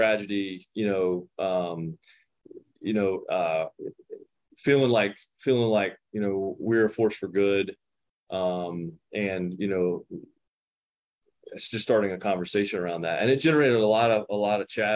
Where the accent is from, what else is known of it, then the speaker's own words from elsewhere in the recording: Wilson, North Carolina, United States; now in Cary, United States; I'm an Eastern North Carolina boy, was named after Parker's Barbecue in my hometown of Wilson, North Carolina